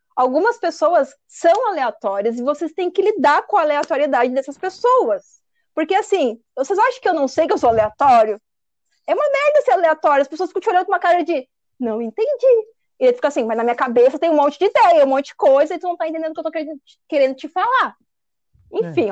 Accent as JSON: {"language": "Portuguese", "region": "São Paulo", "country": "Brazil", "said": "Eu sou paulista"}